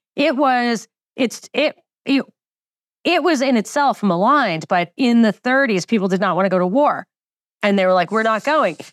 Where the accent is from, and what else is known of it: New York, United States; born or raised there